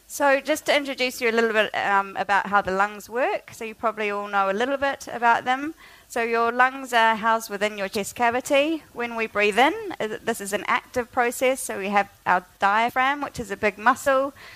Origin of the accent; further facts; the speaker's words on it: Auckland, New Zealand; moved away as an adult; also born or lived in Oxford, United Kingdom; I grew up in Auckland